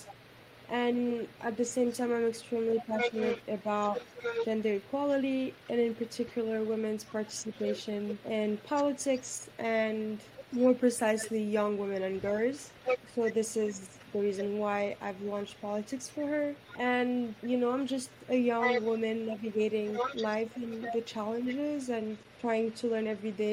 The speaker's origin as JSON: {"language": "English", "country": "Morocco", "tie": "born or raised there", "said": "I was raised in Morocco by a single mom"}